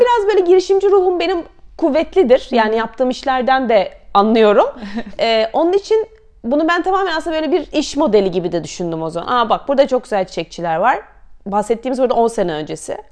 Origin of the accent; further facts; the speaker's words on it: Istanbul, Turkey; moved away as an adult; also born or lived in Canterbury, United Kingdom / Paris, France; 83 İstanbul doğumluyum.